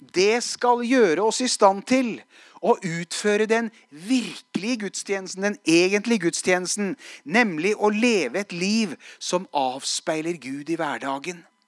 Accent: Hadeland, Innlandet, Norway; jeg var i bibelgruppe som 16-åring. Eh, tverrkirkelig bibelgruppe hjemme på Hadeland

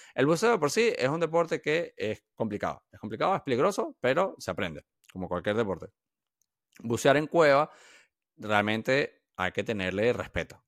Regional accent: Venezuela; yo no soy de aquí, yo soy de Venezuela

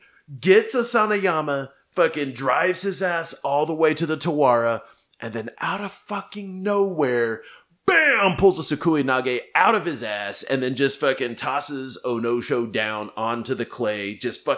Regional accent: Oklahoma, United States; I'm from Oklahoma

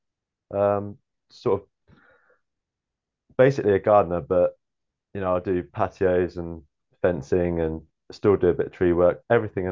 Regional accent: Denmead, South East England, United Kingdom; born and raised in Denmead. I've spent most of my life here.

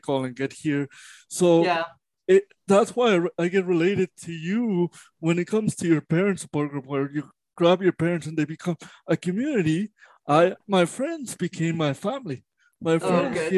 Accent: Mexico; moved away; I was born in Mexico.

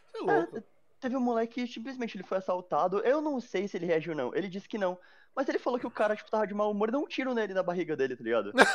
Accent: Mairiporã, São Paulo, Brazil; eu nasci em São Paulo. Aí, tipo, com uns quatro anos eu fui morar em Terra Preta, né? Que é o interior daqui

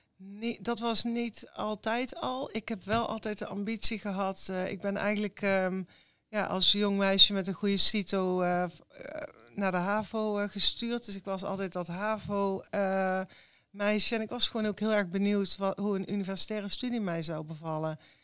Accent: Eindhoven, North Brabant, Netherlands; ik ben ook geboren in Eindhoven. Ja, ik kom uit een echt uh, Brabants gezin.

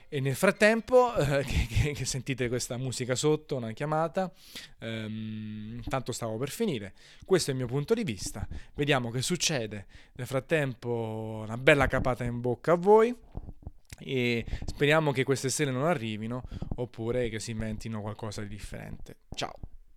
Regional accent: Naples, Campania, Italy; sono napoletano

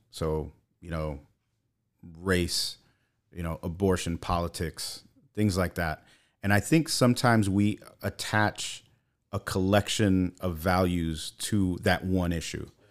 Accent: New York City, New York, United States; moved away as an adult; grew up in Brooklyn until I was 24.

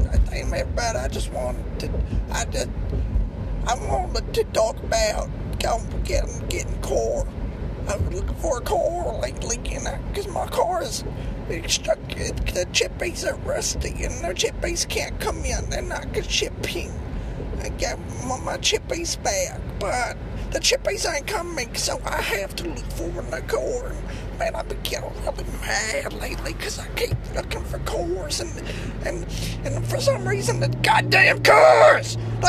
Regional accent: the South, United States; I'm from the South, man. I'm Winn-Dixie, man.

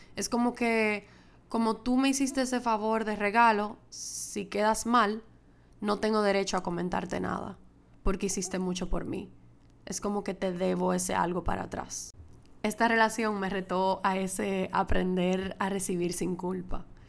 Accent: Dominican Republic; moved away as an adult; also born or lived in Madrid, Spain; es mi primera vez grabando desde República Dominicana, desde que me mudé de Madrid para acá, para mi casa de nuevo

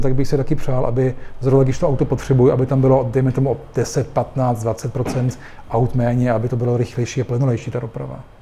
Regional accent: Vienna, Austria; moved away as an adult; now in Prague, Czech Republic; já jsem vyrostl v Rakousku, ve Vídni, kde jsem už jako dítě jezdil na kole

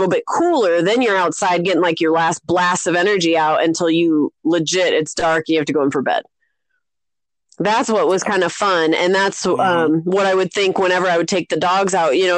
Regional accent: Arizona, United States; growing up in Arizona

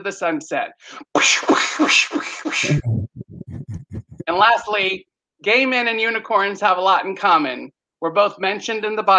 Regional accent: San Antonio, Texas, United States; I hail from San Antonio, Texas

